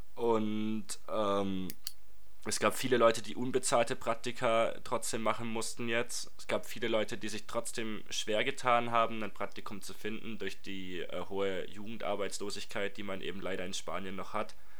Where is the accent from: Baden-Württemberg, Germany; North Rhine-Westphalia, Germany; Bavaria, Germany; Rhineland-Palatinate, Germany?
Baden-Württemberg, Germany; Reutlingen; ich komme aus Reutlingen